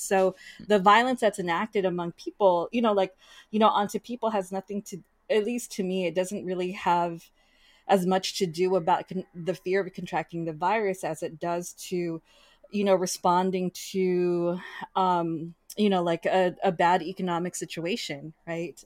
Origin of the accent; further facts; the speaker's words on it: United States; my siblings and I were born in the United States.